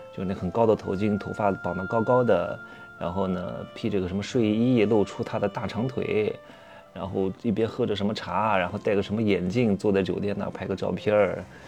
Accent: southern China, China; moved away; 我们其实是南方人

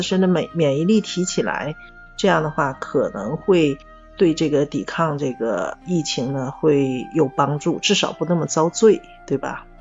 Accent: Dalian, Liaoning, China; 我们大连人

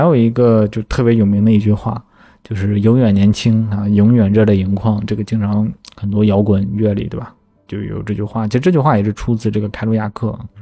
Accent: Shandong, China; 我山东人嘛

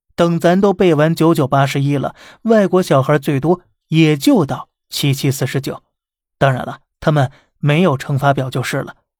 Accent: China; 咱是中国人

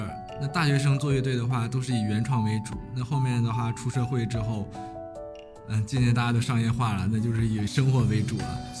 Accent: Northeast China, China; 啊，喊麦是在我们东北会比较流行啊。我们东北的 hip hop，呦呦。

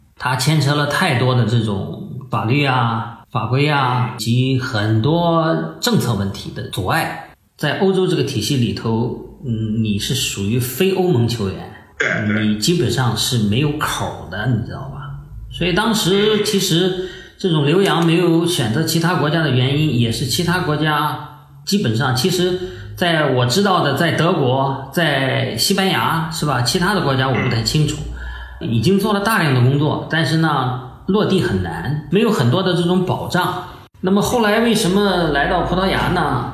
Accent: Qingdao, Shandong, China; moved away as an adult; now in Portugal; 我是青岛的嘛

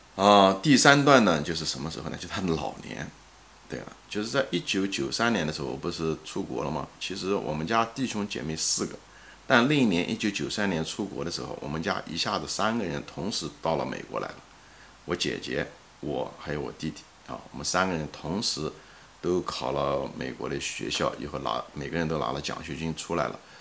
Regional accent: Ma'anshan, Anhui, China; 我就是从小就在那座城市的郊区，一个矿区长大的

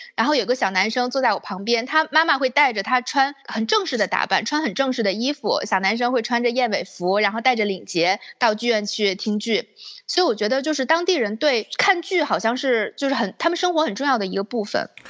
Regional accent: Northeast China, China; moved away as an adult; 我是，也是从东北长大的孩子嘛

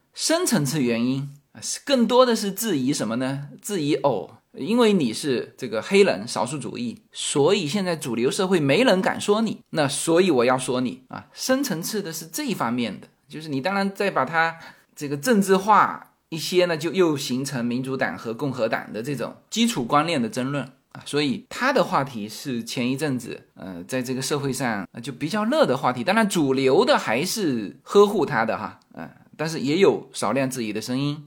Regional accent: China; 我们中国人理解的那种下跪

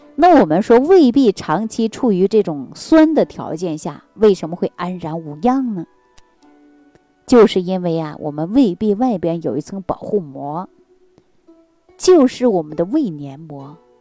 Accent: Northeast China, China; 我是北方人，啊，是地地道道的东北人

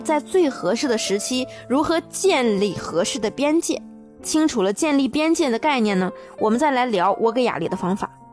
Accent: China; also born or lived in Japan; 和我们中国有非常不同的一点

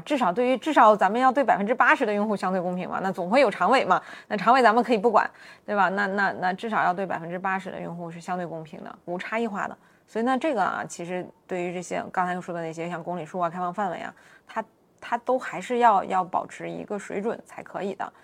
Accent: Northeast China, China; 我是东北人，我们那儿开车就相对来说要生猛一些

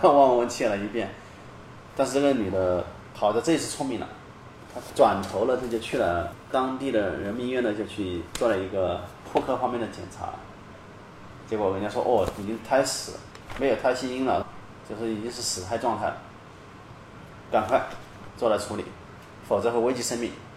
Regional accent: China; 我们大陆人

